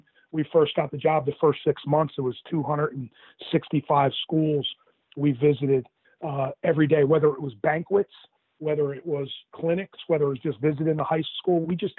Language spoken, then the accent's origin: English; Jackson, New Jersey, United States; That's what it was. It was all sports. Jackson is a really big sports town.